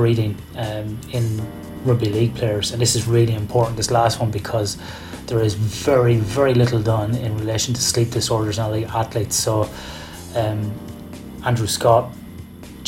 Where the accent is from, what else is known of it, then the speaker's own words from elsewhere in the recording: Ireland; I was born in 1978 in Ireland